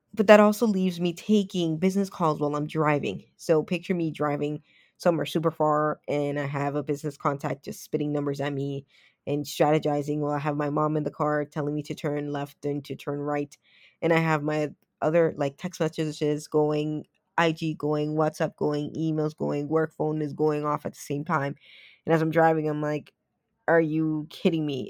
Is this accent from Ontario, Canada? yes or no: yes; Toronto, Ontario, Canada; moved away; I am a Canadian kid at heart. I did grow up in Toronto